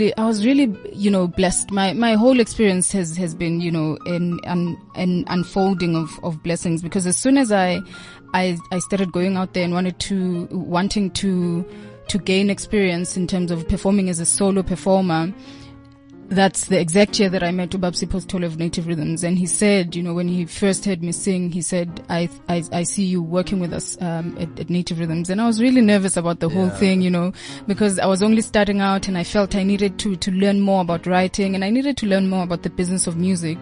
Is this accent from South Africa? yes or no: yes; Mkhuhlu, Mpumalanga, South Africa; I grew up in Mkhuhlu, you know, in the rural areas.